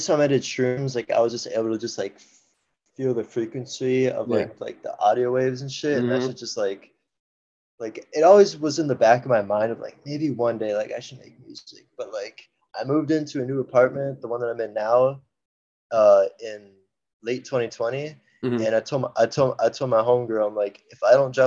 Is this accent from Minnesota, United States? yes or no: yes; Minneapolis, Minnesota, United States; I'm from Minneapolis, Minnesota